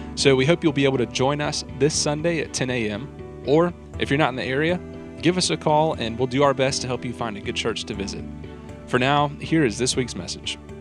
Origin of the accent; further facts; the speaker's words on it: Lakeland, Florida, United States; now in Conway, United States; I grew up in Lakeland, Florida. We know about lakes. I moved here